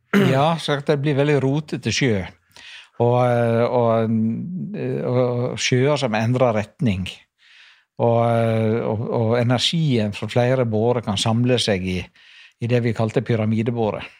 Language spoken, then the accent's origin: Norwegian; Norway; moved away; also born or lived in Skogneset lighthouse; jeg vokste opp på Kloknes fyr. Faren min var fyrmester. Jeg vokste opp på to av fyrene der oppe